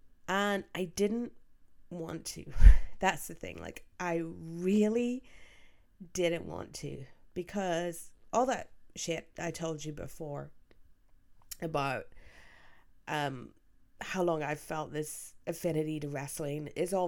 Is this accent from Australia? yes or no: no; Belfast, Northern Ireland, United Kingdom; Growing up in Belfast, it's not easy being, you know, a wrestling fan in Belfast in general